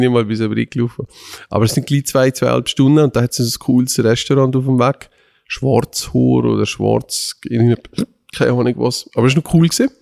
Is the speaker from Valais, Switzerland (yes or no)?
yes; Valais, Switzerland; wir kommen aus dem Wallis